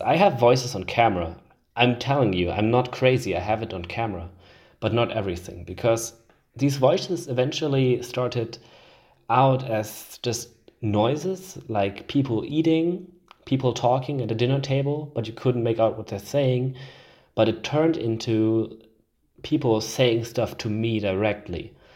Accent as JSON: {"language": "English", "country": "Switzerland", "tie": "born or raised there", "said": "in my home country, Switzerland."}